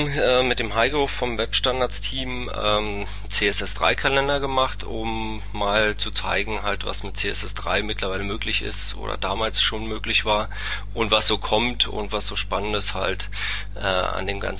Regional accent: Berlin, Germany; Ich komme aus Berlin, sage ich immer, wohne aber ähm, doch etwas südlich davon.

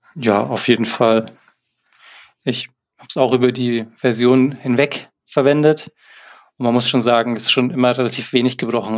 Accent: Erlangen, Bavaria, Germany; Ich komme aus Erlangen, bin Softwareentwickler hauptberuflich

